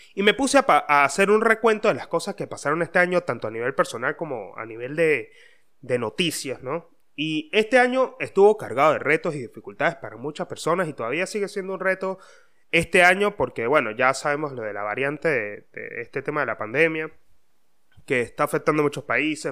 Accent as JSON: {"language": "Spanish", "region": "Mérida", "country": "Venezuela", "moved": "yes", "lives_now": "Buenos Aires, Argentina", "said": "soy de Mérida"}